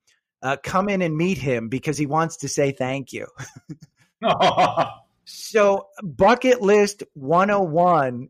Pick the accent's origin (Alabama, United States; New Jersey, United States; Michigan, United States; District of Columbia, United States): New Jersey, United States; I'm from Jersey